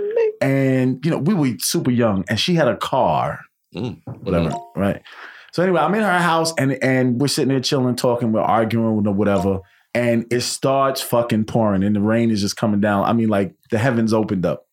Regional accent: New York City, New York, United States; I'm from Queens

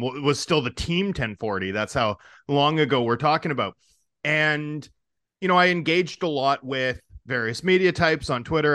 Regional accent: Vancouver, British Columbia, Canada; also born or lived in Toronto; I went to the University of Toronto after growing up in Vancouver

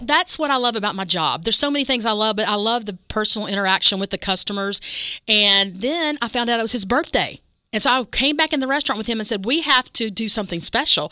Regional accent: West Virginia, United States; moved away; I grew up in West Virginia

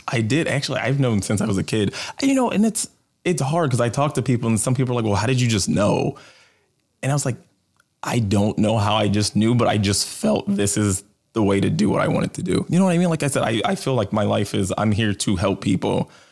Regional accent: Chicago, Illinois, United States; I grew up in Southside of Chicago

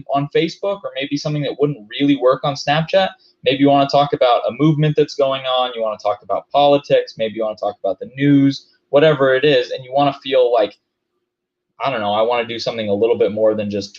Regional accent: Hawaii, United States; moved away; also born or lived in Denver, Colorado; I grew up in Hawaii

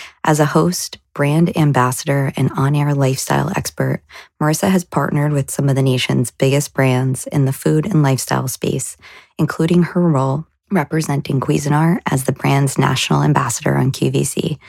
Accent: New Jersey, United States; now in Boston, United States; as I moved to Boston away from New Jersey

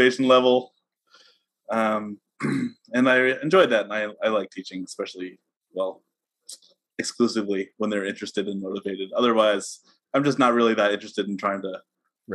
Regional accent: Southern California, United States; I grew up mostly in Southern California

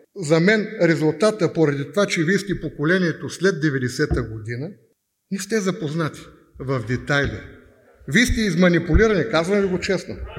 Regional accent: Bulgaria; аз съм българин и милея за България

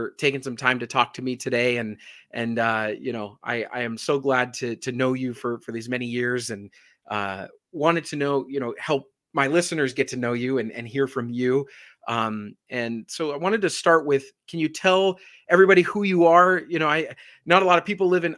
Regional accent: Las Vegas, Nevada, United States; I was born here in Las Vegas as well. So we're both natives.

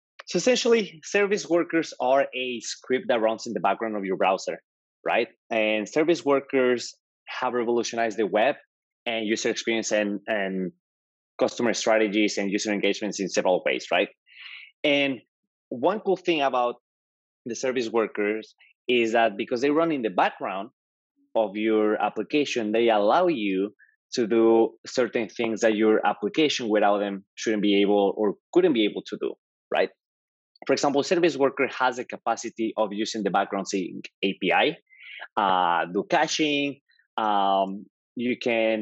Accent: Mexico; English is a second language; moved away as an adult; also born or lived in Georgia, United States / Florida, United States; now in New York, United States; I'm actually Mexican. As you can tell, okay. I have an accent. So I'm from Mexico. I moved to the US 10 years ago

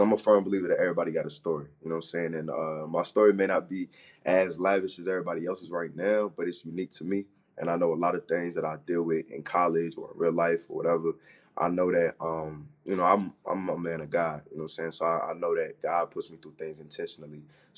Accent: Florida, United States; Man, every time I be talking to people since freshman year, I tell them I'm from Florida. They're like, what? Why'd you come all the way over here?

